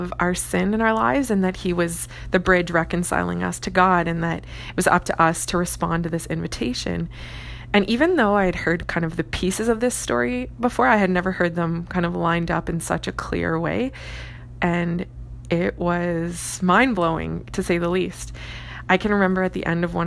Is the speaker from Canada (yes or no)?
yes; Woodslee, Ontario, Canada; I grew up in Southern Ontario, specifically called Essex County, and a farming community called Woodsley.